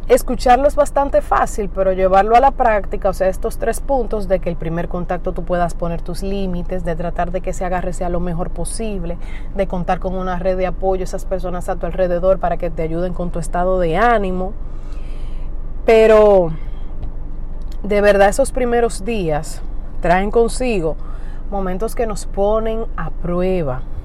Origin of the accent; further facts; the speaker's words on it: Dominican Republic; aquí en mi país, República Dominicana